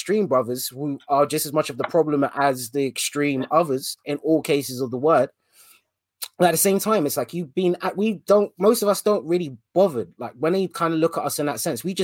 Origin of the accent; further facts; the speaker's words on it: London, United Kingdom; my experience of growing up in London has been, especially in the part of London where I've grown up in, which was Ealing